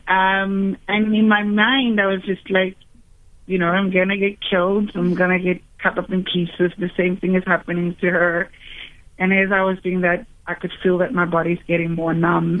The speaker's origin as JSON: {"language": "English", "town": "Cape Town", "region": "Western Cape", "country": "South Africa", "tie": "born or raised there", "said": "I grew up in Cape Town. Um, I grew up in Woodstock Rogers Street as a very happy kid"}